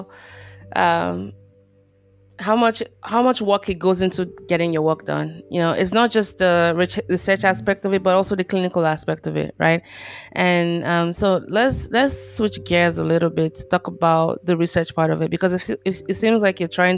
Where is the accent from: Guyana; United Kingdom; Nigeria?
Nigeria; moved away as an adult; now in United States; I'm Nigerian born, moved to the US a while ago